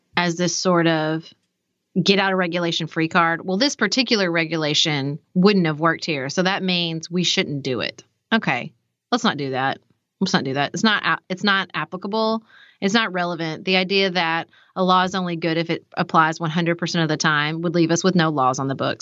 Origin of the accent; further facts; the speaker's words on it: Paducah, Kentucky, United States; I grew up in Paducah